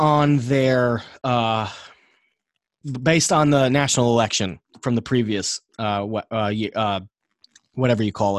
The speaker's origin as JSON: {"language": "English", "region": "New York", "country": "United States", "said": "I'm from New York."}